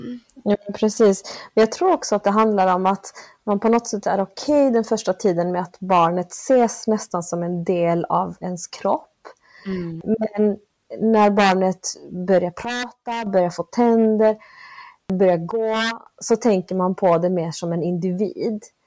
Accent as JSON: {"language": "Swedish", "town": "Malmö", "region": "Skåne", "country": "Sweden", "tie": "born or raised there", "also_born_or_lived": "Argentina / Northern Norway", "moved": "as an adult", "said": "Jag växte upp här i Malmö. Jag är född i Sydamerika, i Argentina, av bolivianska föräldrar"}